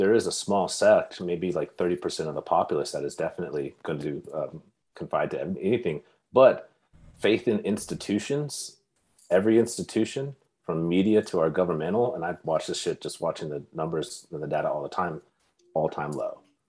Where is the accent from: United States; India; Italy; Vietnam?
United States; Bakersfield, California; moved away; My hometown, Bakersfield, California.